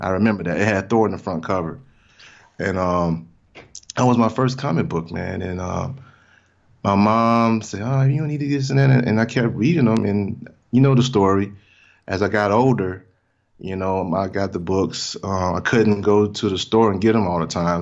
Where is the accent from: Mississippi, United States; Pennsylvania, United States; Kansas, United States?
Mississippi, United States; moved away; I'm from Mississippi originally